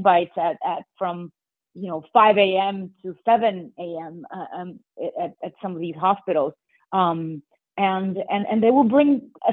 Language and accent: English; Miami, Florida, United States; now in New York, United States; I'm from Miami